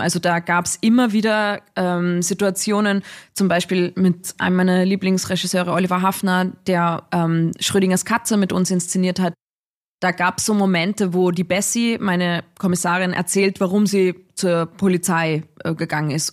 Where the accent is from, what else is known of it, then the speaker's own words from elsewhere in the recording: Dorfgastein, Salzburg, Austria; ich komme aus Dorfgastein. Also das ist so, mhm. mhm. das ist schon irgendwie so mein, ja, mein Orientierungspunkt im Leben irgendwie, dass ich daherkomme, aus den Bergen, sehr naturverbunden aufgewachsen